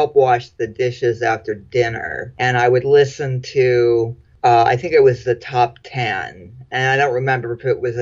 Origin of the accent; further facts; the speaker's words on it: Florida, United States; I grew up mostly in Florida